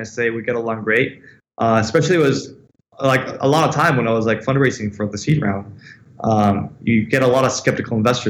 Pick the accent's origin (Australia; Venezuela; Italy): Venezuela; born there; also born or lived in United States / London, United Kingdom; So essentially, I was born in Venezuela, right? I have an Italian passport because my family is Italian. And then I live a couple of years of my childhood in the States. And then I studied in London.